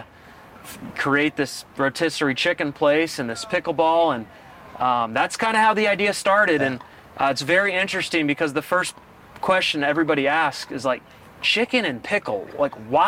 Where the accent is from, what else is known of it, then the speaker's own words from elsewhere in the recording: Kansas City, United States; I am from Kansas City, born and raised